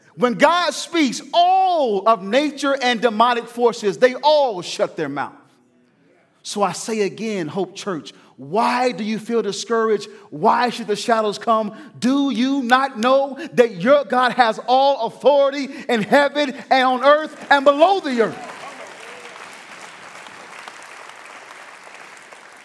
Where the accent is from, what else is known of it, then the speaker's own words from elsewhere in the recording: the South, United States; I'm from the South